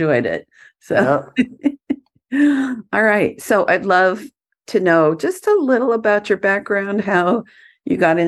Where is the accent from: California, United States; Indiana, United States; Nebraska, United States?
California, United States; Southern; I'm from Southern California